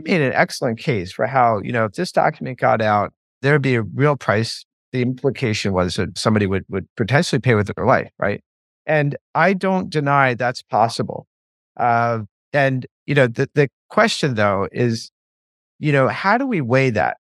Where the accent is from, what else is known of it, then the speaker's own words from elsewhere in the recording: United States; you go in as an Irish American